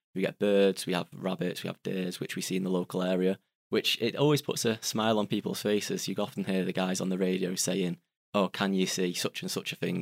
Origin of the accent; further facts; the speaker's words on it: Salford, North West England, United Kingdom; I'm from Salford, which is in Greater Manchester.